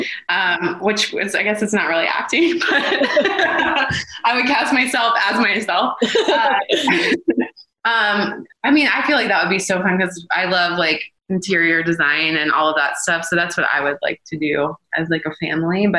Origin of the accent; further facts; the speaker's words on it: Atlanta, Georgia, United States; also born or lived in Tennessee; now in Los Angeles, United States; I grew up in Atlanta